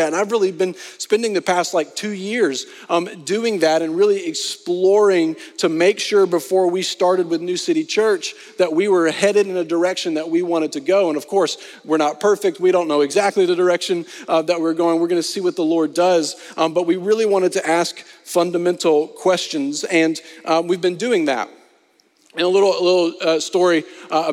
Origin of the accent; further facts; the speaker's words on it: Arkansas, United States; also born or lived in Texas; now in Austin, United States; I am originally from Arkansas